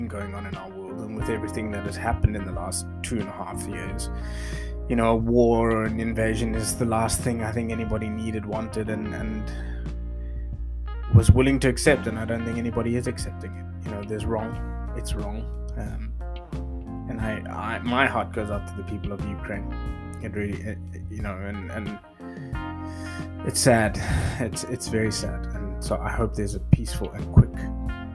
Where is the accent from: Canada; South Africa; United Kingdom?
South Africa; as a South African